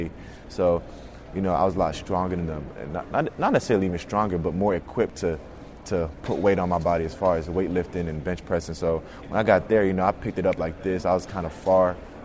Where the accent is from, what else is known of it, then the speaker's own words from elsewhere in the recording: Snellville, Georgia, United States; I come from Snellville, Georgia.